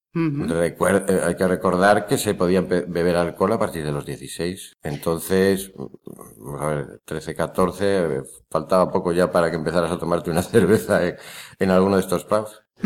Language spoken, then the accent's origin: Spanish; León, Castile and León, Spain; moved away as an adult; now in Pontevedra, Spain; soy de León